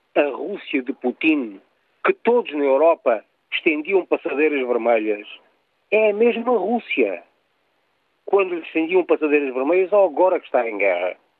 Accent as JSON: {"language": "Portuguese", "country": "Portugal", "said": "eu, como português"}